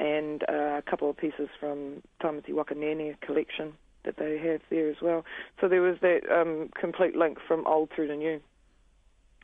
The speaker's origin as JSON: {"language": "English", "town": "Whangarei", "region": "Northland", "country": "New Zealand", "tie": "born or raised there", "said": "I'm a painter from Whangarei, born and raised in the north"}